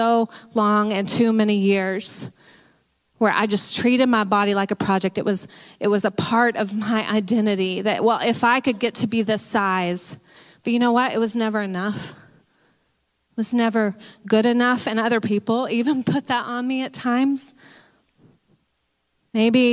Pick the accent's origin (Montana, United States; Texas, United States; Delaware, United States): Texas, United States; moved away as an adult; One thing that I identified with growing up was being a Texan